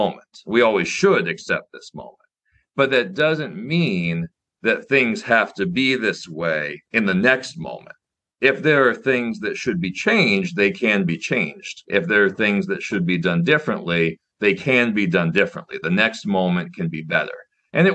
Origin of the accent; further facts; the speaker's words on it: Nebraska, United States; I got into chess as a kid growing up in Nebraska